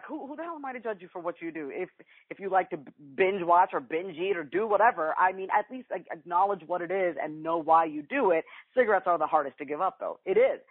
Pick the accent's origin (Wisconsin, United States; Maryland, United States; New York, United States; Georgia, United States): New York, United States; I'm from New York, so I always say you guys, I can't help it